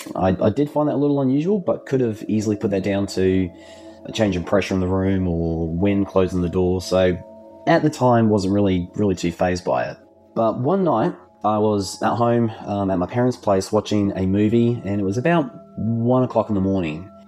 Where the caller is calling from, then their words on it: Adelaide, South Australia, Australia; also born or lived in Gawler, South Australia; I'm calling from Adelaide in South Australia